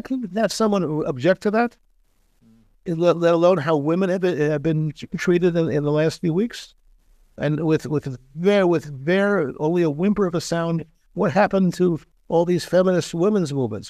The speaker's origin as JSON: {"language": "English", "town": "Philadelphia", "region": "Pennsylvania", "country": "United States", "tie": "born or raised there", "moved": "as an adult", "lives_now": "Israel", "said": "my hometown of Philadelphia"}